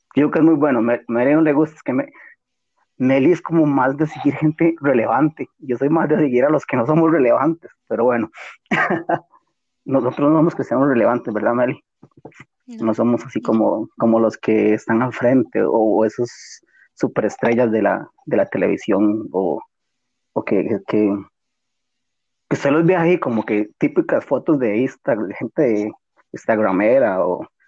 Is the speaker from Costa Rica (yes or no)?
yes; Costa Rica; somos de Costa Rica